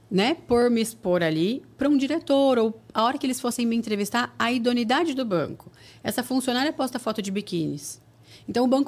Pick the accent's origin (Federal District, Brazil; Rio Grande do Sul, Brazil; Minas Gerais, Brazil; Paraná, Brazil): Paraná, Brazil; now in São Paulo, Brazil; Porque quando eu vim do Paraná para São Paulo para trabalhar, eu tive medo.